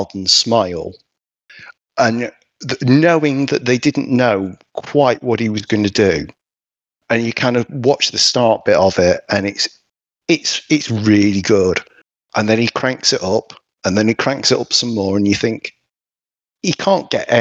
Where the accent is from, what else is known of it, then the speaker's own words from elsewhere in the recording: England, United Kingdom; We're English.